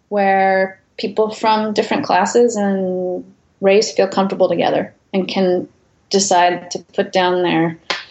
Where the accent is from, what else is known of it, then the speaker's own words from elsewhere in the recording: San Joaquin Valley, Central Valley of California, United States; I grew up in the Central Valley of California in the San Joaquin Valley